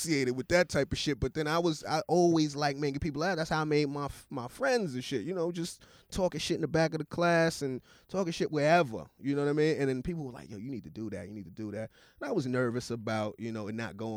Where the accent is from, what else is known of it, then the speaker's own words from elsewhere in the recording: New York City, New York, United States; also born or lived in Atlanta, Georgia; I was born in Brooklyn, grew up between Brooklyn and Austin, New York